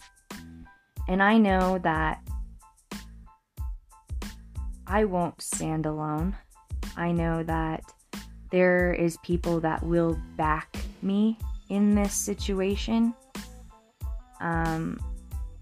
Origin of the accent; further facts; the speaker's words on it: Fremont County, Colorado, United States; my hometown, Fremont County, Colorado